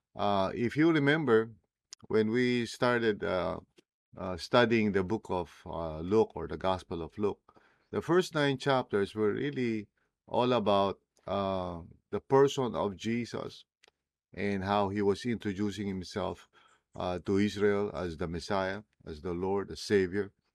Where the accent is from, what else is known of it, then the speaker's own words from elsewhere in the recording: Philippines; first language Tagalog; English is a second language; English as well as, uh, my native language, Tagalog